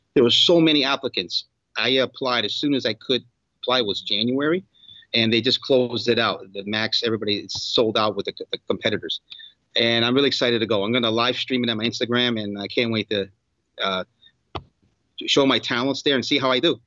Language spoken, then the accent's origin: English; New York, United States; moved away as an adult; also born or lived in South Florida; now in Miami, United States; I grew up in New York.